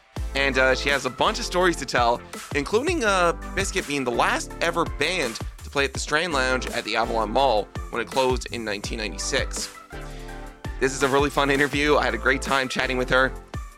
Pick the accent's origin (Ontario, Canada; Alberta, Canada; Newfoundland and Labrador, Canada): Newfoundland and Labrador, Canada; St. John's; I mean, I grew up in St. John's, Kilbride, farther down when you get into St. John's, when you go into Kilbride and the Ghouls.